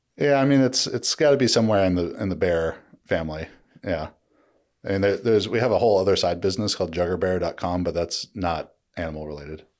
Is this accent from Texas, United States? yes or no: no; Orange County, California, United States; growing up in Orange County